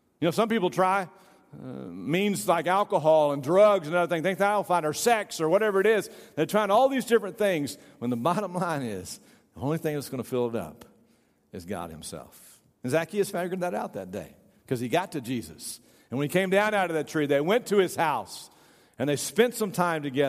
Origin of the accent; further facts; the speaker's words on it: Tyler, Texas, United States; also born or lived in Sherman, Texas; when I got to be 9 years old, we moved from Sherman, Texas to Tyler, Texas